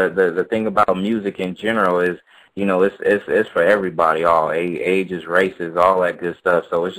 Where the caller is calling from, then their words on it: California, United States; From over here in the Bay Area, man, from California.